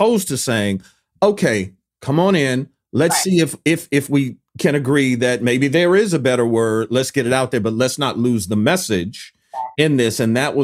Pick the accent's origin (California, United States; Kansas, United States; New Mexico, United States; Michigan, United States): Michigan, United States; Detroit; moved away; also born or lived in Washington, D.C.; I grew up in Detroit. I grew up in Detroit when Detroit was murder, the murder capital of the United States. Then I moved to D.C.